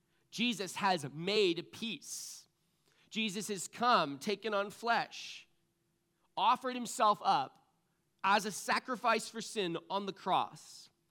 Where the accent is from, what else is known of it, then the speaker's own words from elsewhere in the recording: Connecticut, United States; moved away; You know, I moved here from Connecticut. We have skiing on the East Coast, but I like to call it, it's more like downhill ice skating, right?